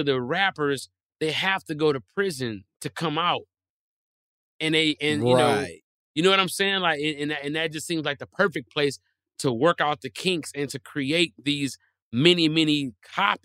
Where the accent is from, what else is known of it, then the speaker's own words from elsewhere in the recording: Detroit, Michigan, United States; I'm from Detroit where they make cars